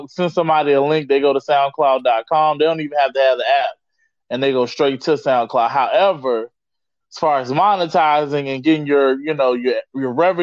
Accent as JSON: {"language": "English", "region": "Virginia", "country": "United States", "tie": "born or raised there", "said": "my home state of Virginia"}